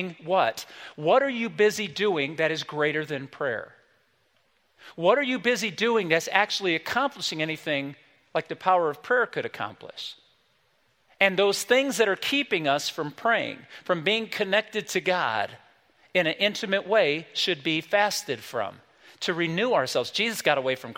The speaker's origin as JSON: {"language": "English", "town": "South Bend", "region": "Indiana", "country": "United States", "tie": "born or raised there", "said": "the small little church I grew up in South Bend, Indiana, when we were kids"}